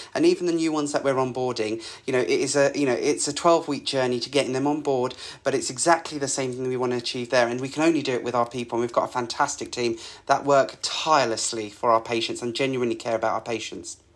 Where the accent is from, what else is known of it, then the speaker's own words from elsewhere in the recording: Essex, East of England, United Kingdom; I grew up in Essex, so there's a bit of that in my blood